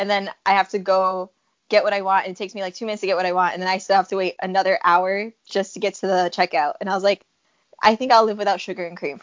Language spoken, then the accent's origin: English; Chicago, Illinois, United States; I was actually born and raised here in Chicago. I was born in the Humboldt Park area. And then I grew up mostly in Logan Square